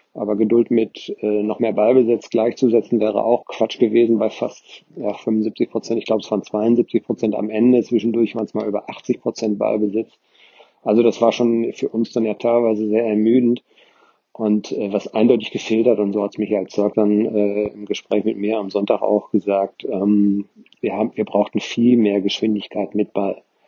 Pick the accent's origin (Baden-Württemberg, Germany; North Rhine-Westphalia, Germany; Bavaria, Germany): North Rhine-Westphalia, Germany; Ascheberg; now in Nordkirchen, Germany; jetzt von meiner Heimatgemeinde trennen